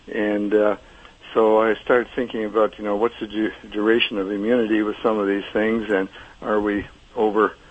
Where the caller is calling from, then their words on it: Sarasota, Florida, United States; uh, Sarasota, Florida.